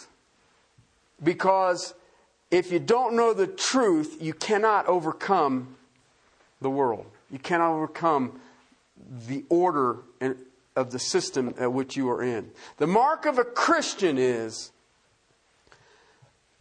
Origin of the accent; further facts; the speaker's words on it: southern Ohio, United States; I grew up in the Rust Belt. I grew up in car country. I was in southern Ohio